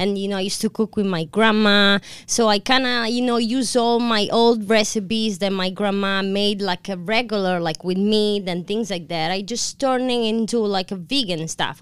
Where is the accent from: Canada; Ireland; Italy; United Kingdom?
Italy; Sicily; English is a second language; also born or lived in Brooklyn, New York; now in Long Beach, United States; I'm from Sicily, from the south, and it's actually close to the beach.